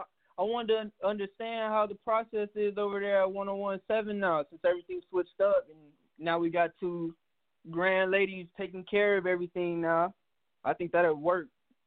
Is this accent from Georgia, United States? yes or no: yes; Atlanta, Georgia, United States; moved away; I'm from Atlanta.